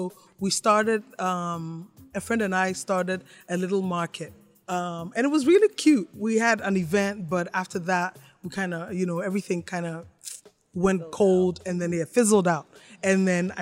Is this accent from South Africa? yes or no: no; Ghana; moved away as an adult; also born or lived in Canada; I'm Ghanaian